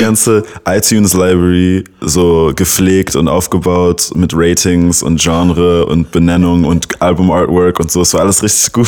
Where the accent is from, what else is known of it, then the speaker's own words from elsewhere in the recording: Berlin, Germany; first language English; German is a second language; 96er Jahrgang und gebürtiger Berliner